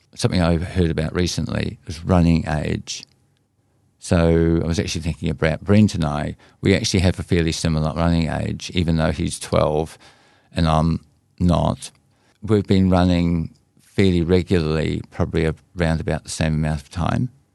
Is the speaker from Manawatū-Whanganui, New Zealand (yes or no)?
yes; Whanganui River area, Manawatū-Whanganui, New Zealand; My hometown river that you were cruising down a canoe on